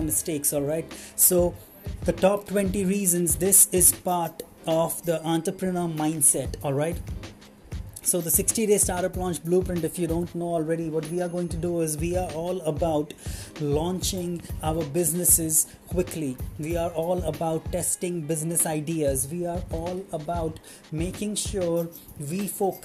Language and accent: English; Mumbai, Maharashtra, India; I'm from Mumbai